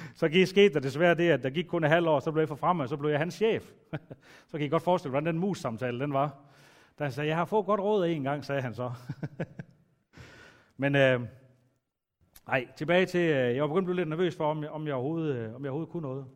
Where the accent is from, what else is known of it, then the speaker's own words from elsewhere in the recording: Aalborg, North Denmark Region, Denmark; Jeg er vokset op ude i Aalborg Øst